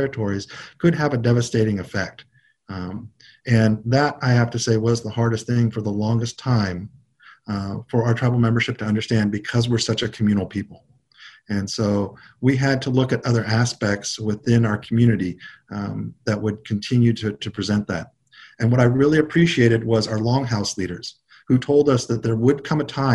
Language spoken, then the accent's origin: English; United States; I grew up on the Big River fishing for my grandfather, and we were a mixture of folks who were from the Yakima and Warm Springs who all fished both on the Oregon and Washington side